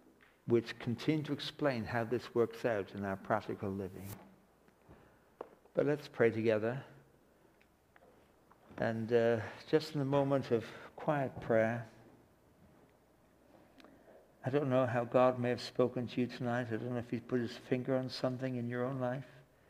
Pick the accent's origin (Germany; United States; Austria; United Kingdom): United Kingdom; England; now in Canada; I can go back to live in England. I can backslide and go back to England. But I'm a Canadian citizen for the rest of my life